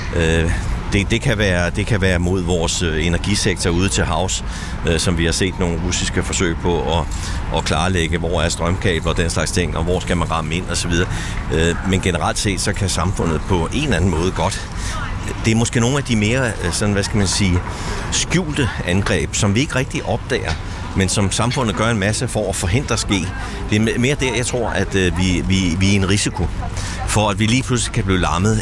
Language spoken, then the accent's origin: Danish; Denmark; vi som danskere